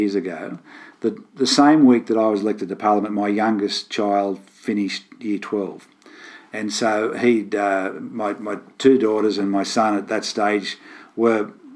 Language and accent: English; Gravesend, New South Wales, Australia; I grew up on a farm near Gravesend, which is a little village in the northwest between Moree and Inverell. And I've lived all my life within 50 kilometres of where I grew up